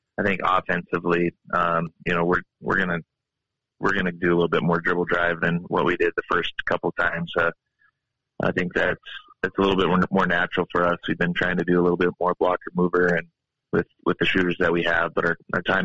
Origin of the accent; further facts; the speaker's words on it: Havre, Montana, United States; now in Helena, United States; I'm from Haver